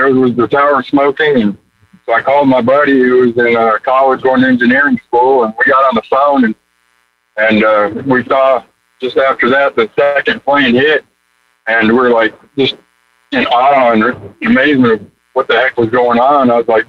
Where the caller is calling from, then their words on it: Alabama, United States; from Alabama.